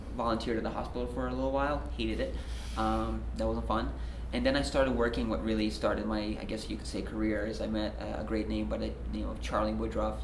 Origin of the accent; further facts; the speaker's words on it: Belarus; moved away; I'm originally from Belarus.